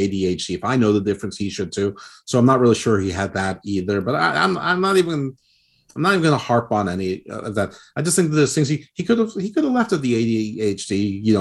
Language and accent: English; United States; I'm American